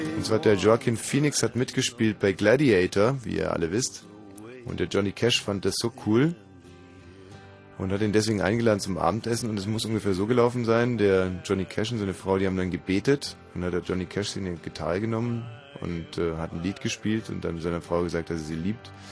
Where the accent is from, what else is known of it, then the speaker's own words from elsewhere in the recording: Ammersee area near Munich, Bavaria, Germany; moved away; Aus Schonau am Ammersee